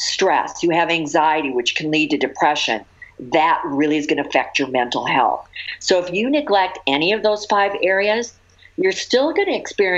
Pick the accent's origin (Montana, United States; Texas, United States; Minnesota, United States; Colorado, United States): Minnesota, United States; now in California, United States; I grew up in Minnesota where the weather's terrible.